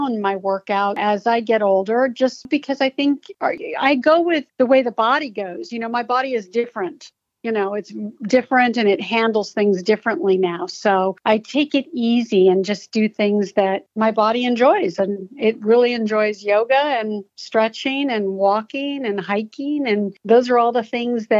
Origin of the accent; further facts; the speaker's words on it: Torrance, California, United States; also born or lived in Oakland, California / Hawthorne, California; they moved to Torrance, California when I was a year old. So really, I'm from the South Bay area